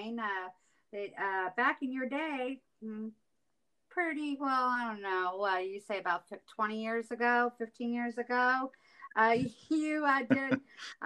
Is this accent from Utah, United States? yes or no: no; Southern Illinois, United States; I'm from Southern Illinois